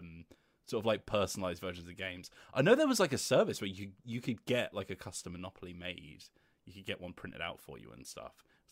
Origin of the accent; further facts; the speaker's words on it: Luton, East of England, United Kingdom; that's my hometown.